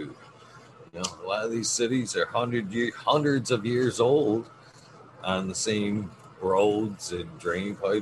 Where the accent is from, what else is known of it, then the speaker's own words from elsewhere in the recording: around Flint, Michigan, United States; in mid-Michigan. Oh, right, okay. On the outskirts of, not in Flint, but around Flint area